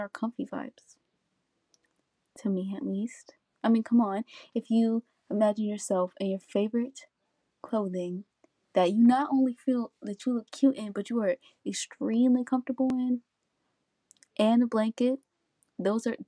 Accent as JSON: {"language": "English", "country": "United States", "said": "I am a high school senior in America. I am African American female"}